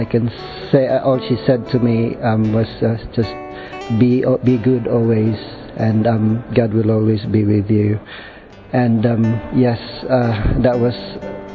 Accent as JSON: {"language": "English", "country": "Philippines", "moved": "yes", "said": "I came from the Philippines"}